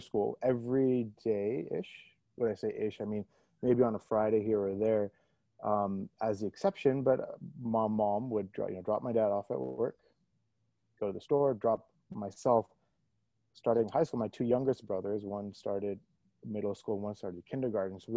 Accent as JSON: {"language": "English", "town": "Toronto", "region": "Ontario", "country": "Canada", "tie": "born or raised there", "also_born_or_lived": "New Delhi, India / Ottawa, Canada", "moved": "as an adult", "lives_now": "Bay Area, United States", "said": "I was born in India, then moved to Canada, effectively grew up in Toronto, Canada."}